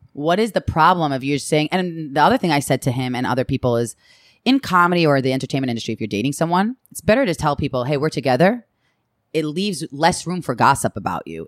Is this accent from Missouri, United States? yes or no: no; Long Island, New York, United States; I came from Long Island and from a privileged